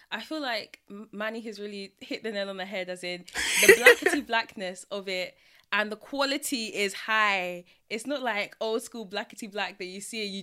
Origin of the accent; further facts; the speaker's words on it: United Kingdom; We are so British.